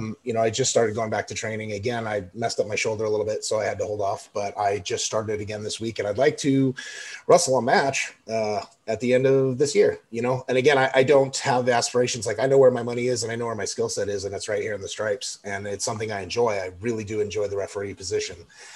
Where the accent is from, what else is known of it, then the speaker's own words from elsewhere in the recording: Pomona, California, United States; born there; also born or lived in Chicago / Denver / Louisiana, United States / Sacramento; I was in Chicago, Denver, LA, Sacramento. I was born in Pomona, California.